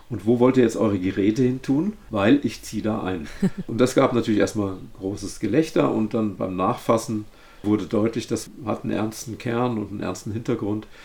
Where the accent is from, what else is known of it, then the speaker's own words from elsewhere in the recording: Rhine-Main area, Germany; ich kann nicht nochmal ins äh, Rhein-Main-Gebiet, wo ich herstamme